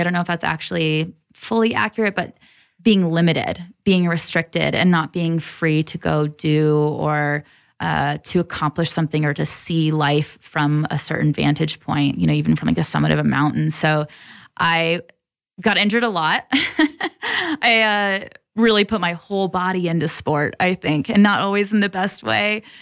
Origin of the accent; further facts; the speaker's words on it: Troy, Michigan, United States; moved away as an adult; also born or lived in San Diego, California / Kailua-Kona, Hawaii; now in Colorado, United States; I grew up in Michigan, about an hour outside of Detroit. and spent probably until I was twenty-one or twenty-two there. So, Midwest, born and raised.